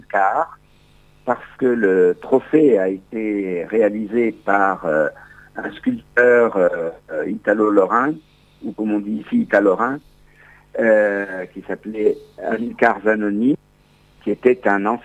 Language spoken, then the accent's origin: French; Carrara, Tuscany, Italy